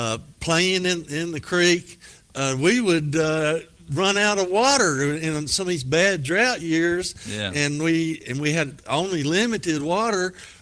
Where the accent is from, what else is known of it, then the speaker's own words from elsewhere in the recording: Petersburg, United States; These book sessions, my first one I did in my hometown of Petersburg, and had, I guess, 150 people that showed up.